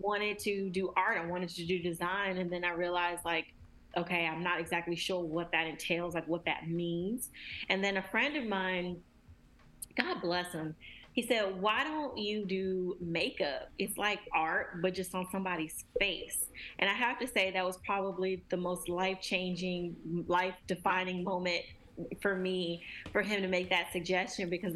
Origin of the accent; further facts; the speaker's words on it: Charlotte, North Carolina, United States; also born or lived in New York; I am originally from Charlotte, North Carolina